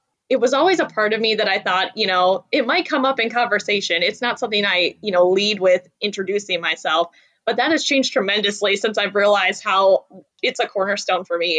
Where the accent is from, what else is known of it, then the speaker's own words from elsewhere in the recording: Algonquin, Illinois, United States; So I'm from the northwest suburbs of Chicago. That's where I was born and raised. So I grew up in Algonquin, Illinois, which is about 45 minutes on a good day to the city. And that's where, you know, grew up and lived my whole life.